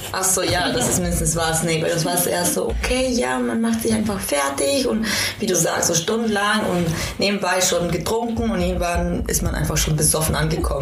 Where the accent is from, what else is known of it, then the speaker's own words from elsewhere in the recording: Quito, Pichincha, Ecuador; now in Berlin, Germany; Ich komme ja auch aus Quito und Quito liegt sehr hoch